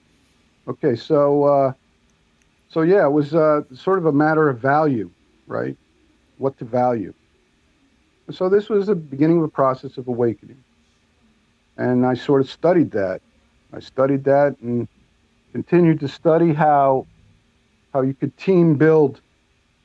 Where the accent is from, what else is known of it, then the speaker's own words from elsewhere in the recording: New York, United States; I'm from New York